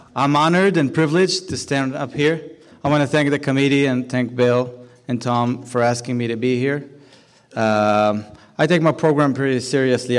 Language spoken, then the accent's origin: English; Jerusalem, Jerusalem District, Israel; I grew up in Jerusalem